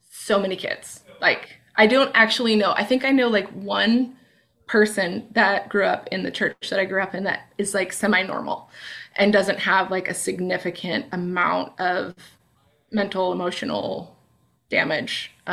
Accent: Pacific Northwest, United States; So anyway, so yeah, I grew up in the Northwest

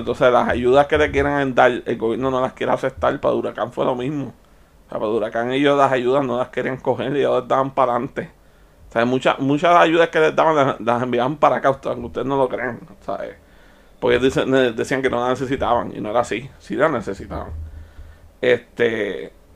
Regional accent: Puerto Rico; Yo nací aquí, en Puerto Rico

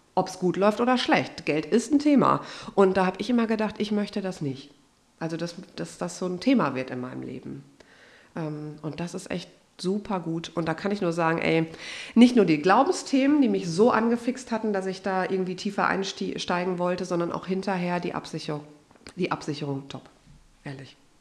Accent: Unna, North Rhine-Westphalia, Germany; moved away; in meiner Heimat in Unna

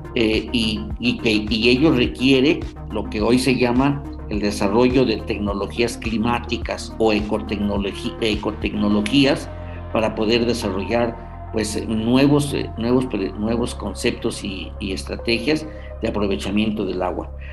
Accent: Hidalgo, Mexico; como hidalguenses

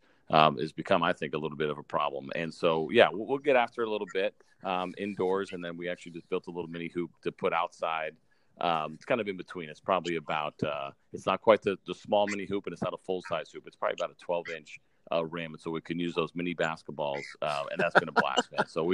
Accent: New York, United States; moved away as an adult; also born or lived in Florida; a kid growing up in New York

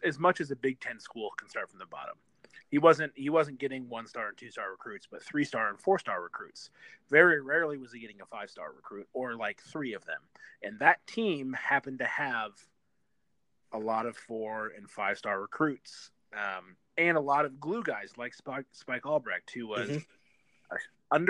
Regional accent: Michigan, United States; growing up in Michigan

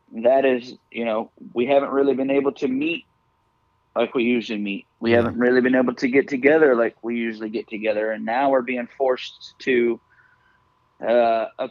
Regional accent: United States; I'm from the United States

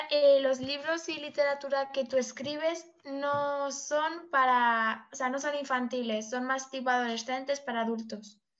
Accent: Cáceres, Extremadura, Spain; No. ¿De dónde eres? ¿Cuál es tu ciudad natal? Cáceres.

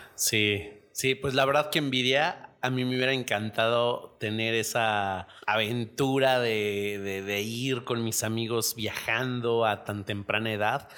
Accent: Mexico; aquí en México

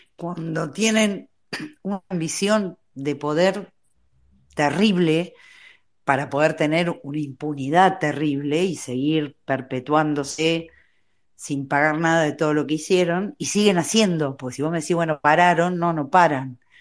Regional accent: Punta Alta, Buenos Aires Province, Argentina; Yo nací en Punta Alta, o sea, me separaba de la base naval una reja

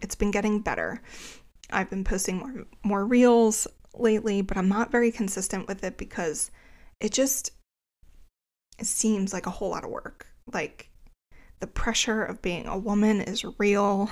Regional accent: greater Philadelphia area, New Jersey, United States; I'm from the greater Philadelphia area. Um, but since I was from New Jersey, my license was in New Jersey

